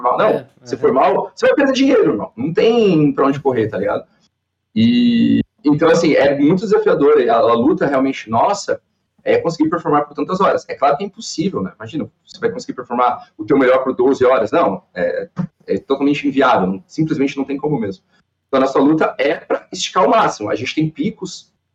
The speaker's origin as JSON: {"language": "Portuguese", "town": "Balneário Camboriú", "region": "Santa Catarina", "country": "Brazil", "tie": "born or raised there", "also_born_or_lived": "Cascavel, Paraná", "said": "sou natural de Cascavel, no Paraná, mas moro em Balneário eu, desde os três anos, então, minha vida toda aqui em Balneário"}